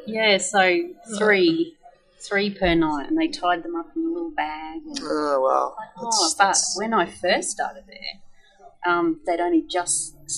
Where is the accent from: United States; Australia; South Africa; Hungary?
Australia; South Australia; moved away as an adult; also born or lived in Sunshine Coast, Queensland; now in Queensland, Australia; I grew up in South Australia, and it's hot everywhere really in Australia in the summer.